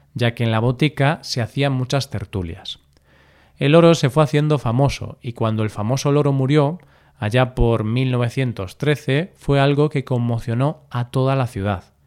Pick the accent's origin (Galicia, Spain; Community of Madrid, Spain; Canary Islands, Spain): Galicia, Spain